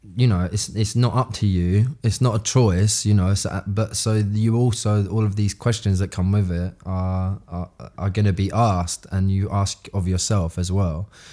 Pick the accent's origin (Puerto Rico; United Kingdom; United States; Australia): United Kingdom; London; we're all from South Woodford